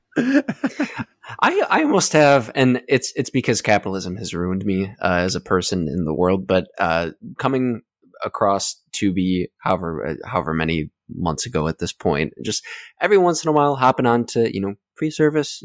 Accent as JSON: {"language": "English", "area": "Twin Cities suburb", "region": "Minnesota", "country": "United States", "tie": "born or raised there", "moved": "yes", "said": "back in my hometown"}